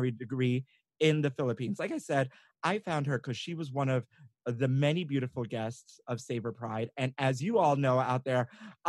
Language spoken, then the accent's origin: English; Puerto Rico; I'm Puerto Rican